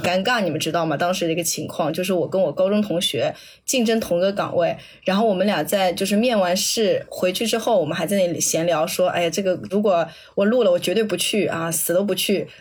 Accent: southern China, China; accent: southern (non-standard Mandarin); also born or lived in Jiangnan small city; 我作为南方人，我的那个平翘舌音和前后鼻音都分得很差啊

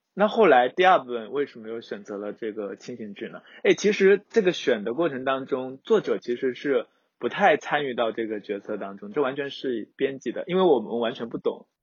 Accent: southern China, China; 作为一个南方人， 空气比较， 比较潮湿

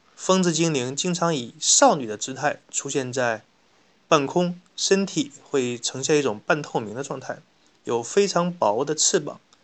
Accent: China; 我们中国人民

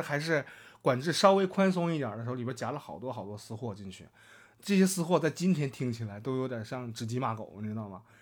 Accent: Northeast China, China; accent: Northeastern Mandarin; 我们东北话

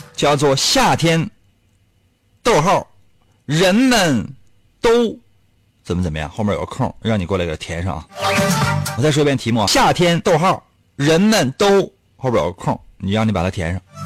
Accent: Liaoning, China; 我们辽宁这边

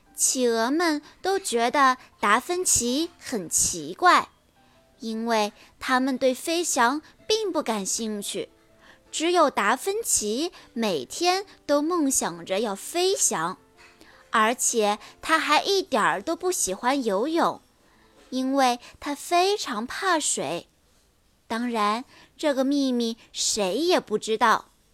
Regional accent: Pingyang, Zhejiang, China; 今年八岁了，我来自浙江温州，平阳的美丽小镇

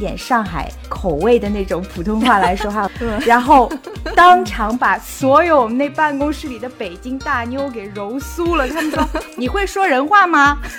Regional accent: Amsterdam, North Holland, Netherlands

